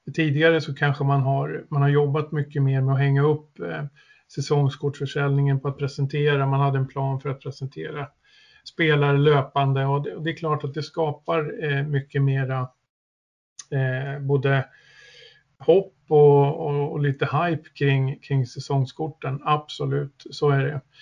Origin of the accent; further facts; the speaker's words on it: Södertälje, Stockholm County, Sweden; also born or lived in Östersund; jag är född och uppväxt i Södertälje